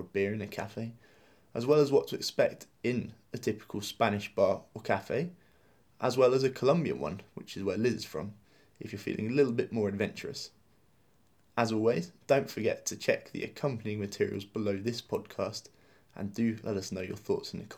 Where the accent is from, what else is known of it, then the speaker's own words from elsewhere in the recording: England, United Kingdom; as English people